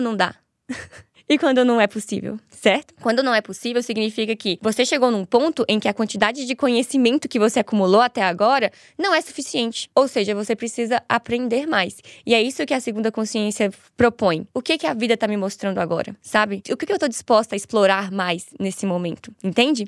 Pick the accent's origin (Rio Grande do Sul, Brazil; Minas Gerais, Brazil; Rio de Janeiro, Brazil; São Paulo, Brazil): Minas Gerais, Brazil; Montes Claros; Eu sou de Minas Gerais. Minha cidade é no norte de Minas. Se chama Montes Claros.